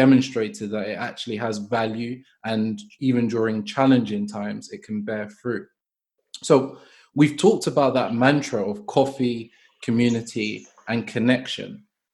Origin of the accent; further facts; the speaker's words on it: London, United Kingdom; I'm from Brixton.